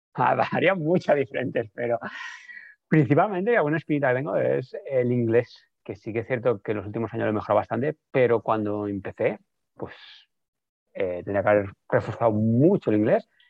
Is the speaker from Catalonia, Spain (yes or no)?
yes; Barcelona, Catalonia, Spain; los que somos de Barcelona